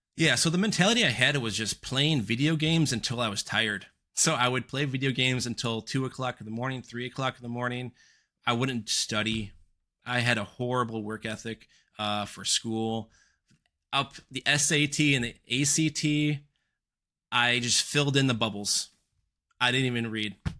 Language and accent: English; suburbs just west of Chicago, Northern Illinois, United States; I was raised in Northern Illinois, uh, suburbs just west of Chicago